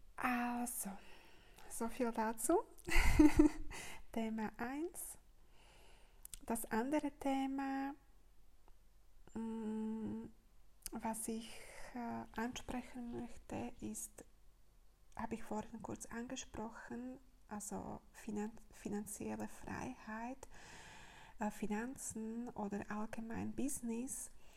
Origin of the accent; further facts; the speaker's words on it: Slovakia; moved away; meine Heimat ist äh, Slowakei